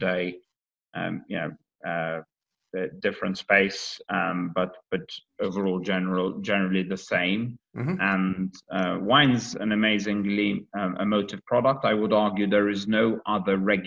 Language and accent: English; Malta; moved away as an adult; also born or lived in United States / Sydney, Australia / Netherlands; now in London, United Kingdom; I'm half Maltese, half Scottish, raised in Malta, educated then from 19